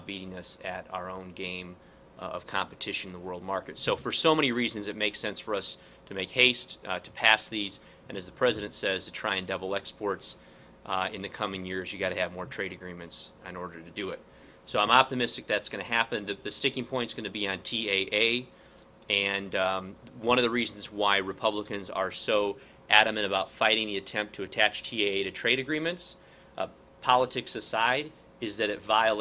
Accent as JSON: {"language": "English", "town": "Peoria", "region": "Illinois", "country": "United States", "tie": "born or raised there", "said": "my hometown of in Peoria"}